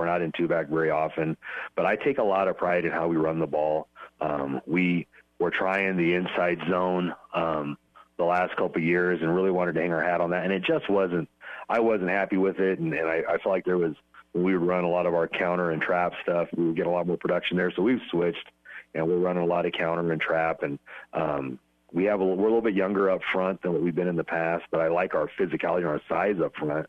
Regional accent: Pleasanton, Nebraska, United States; also born or lived in Wisner, Nebraska; now in Ogallala, United States; growing up in Pleasanton

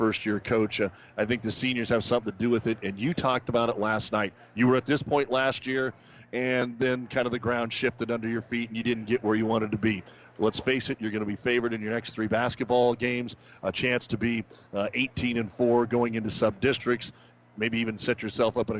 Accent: Ord, Nebraska, United States; here in Ord, of course, my hometown

